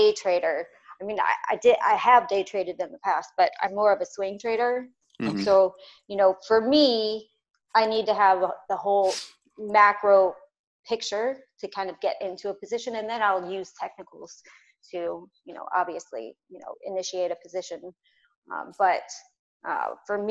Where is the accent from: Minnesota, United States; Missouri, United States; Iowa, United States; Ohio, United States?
Missouri, United States; St. Louis; moved away as an adult; also born or lived in Los Angeles, California / Chicago, Illinois; I'm from the Midwest. So I'm from Missouri